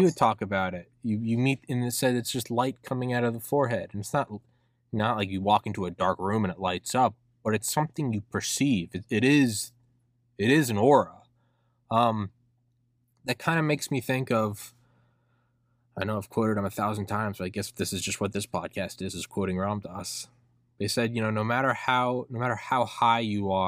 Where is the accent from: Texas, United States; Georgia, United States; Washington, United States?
Georgia, United States; Atlanta; St. Pius X Catholic High School in Atlanta, where I went to high school